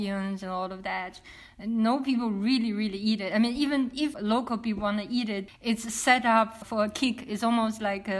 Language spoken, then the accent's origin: English; China; moved away as an adult; also born or lived in Rotterdam; after I left China in mid of 2000